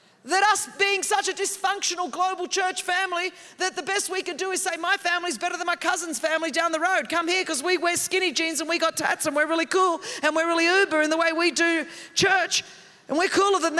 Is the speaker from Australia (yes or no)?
yes; Australia; moved away as an adult; also born or lived in Europe; now in United States; I grew up in that in Australia.